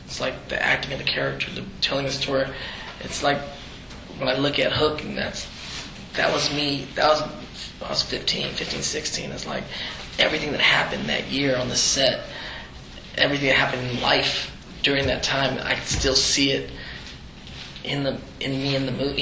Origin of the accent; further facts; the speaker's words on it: the Bay Area, California, United States; I'm this Filipino kid from the Bay Area, like a little brown boy